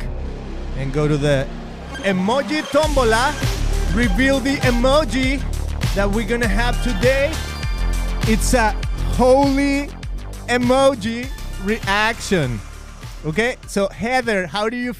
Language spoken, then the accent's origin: English; Mexico; accent: Spanish; English is a second language; now in United States; I am a proud Mexican